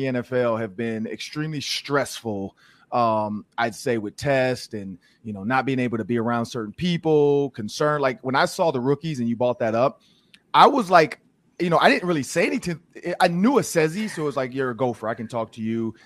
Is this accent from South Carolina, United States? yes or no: no; Detroit, Michigan, United States; moved away; I'm from Detroit